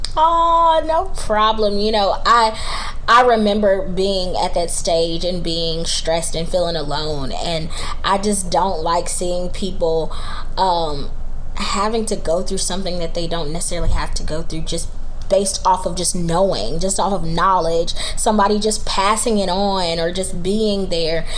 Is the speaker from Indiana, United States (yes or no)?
no; Charlotte, North Carolina, United States; I am from Charlotte, North Carolina, uh, born and raised.